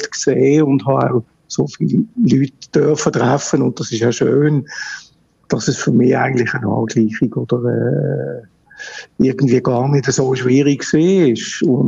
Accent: Basel, Basel-Stadt, Switzerland; als, als Basler geht an der Fasnacht haben wir natürlich schon geschaut, dass wir mal den Morgenstreich mitkriegen

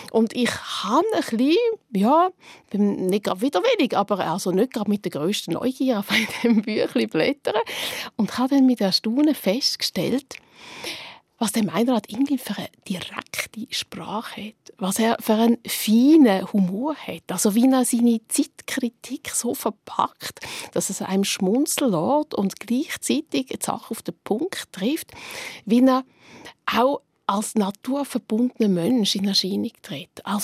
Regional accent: Switzerland; Wir als Schweizer, Schweizerinnen kennen das so ein das.

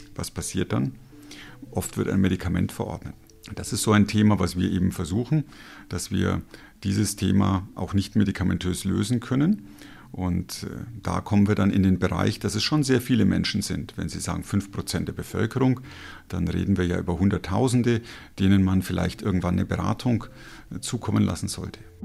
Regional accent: Germany; Als Deutscher

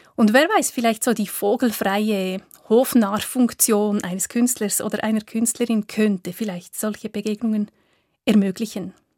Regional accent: Köniz, Bern, Switzerland; Es ist eine sehr urbane Gemeinde mit aber vielen ländlichen Kleingemeinden, die auch noch dazugehören. Also es gibt sehr viele Gegensätze in meinem Heimatdorf

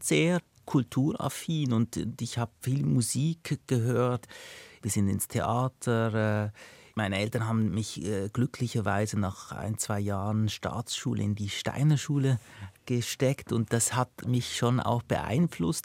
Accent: Binningen, Basel-Landschaft, Switzerland; also born or lived in Lucerne; ich bin in Luzern geboren und danach in Binningen, Kanton Basel-Land aufgewachsen, bis ich zwölf

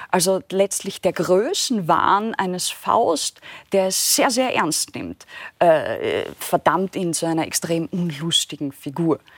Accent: Austria; angedichtet, ja, als, als Österreicherin.

